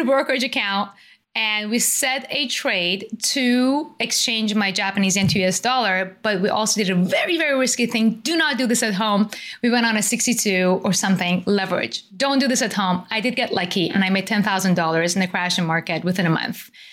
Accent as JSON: {"language": "English", "country": "Iran", "tie": "born or raised there", "said": "I was born and raised in Iran"}